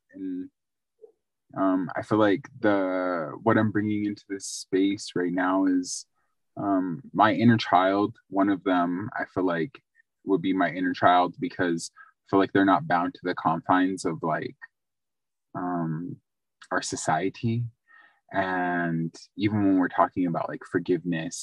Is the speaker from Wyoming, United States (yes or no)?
yes; Arapahoe, Wyoming, United States; I'm from the Wind River Reservation. I grew up in Arapaho, Wyoming